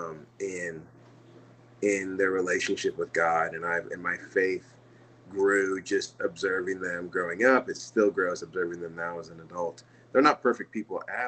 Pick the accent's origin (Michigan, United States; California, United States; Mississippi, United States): California, United States; San Diego; now in Tennessee, United States; my mom's British, my dad's Nigerian, and I grew up in the United States, in San Diego.